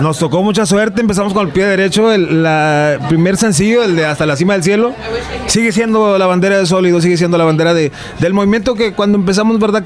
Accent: Rio Grande Valley, Texas, United States; nosotros nos creamos en la frontera ahí este, del Valle de Texas, ahí este frontera con Tamaulipas

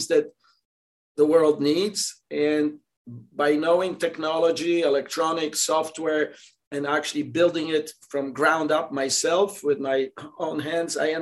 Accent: Poland; English is a second language; moved away as an adult; also born or lived in Georgia, United States; now in United States; I came from Poland here, and so we didn't know English, whatever, none of us, my family

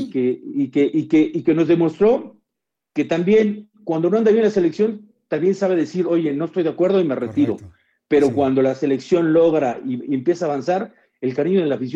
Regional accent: Mexico; felicidades por México que ganado, Como mexicano me siento muy contento.

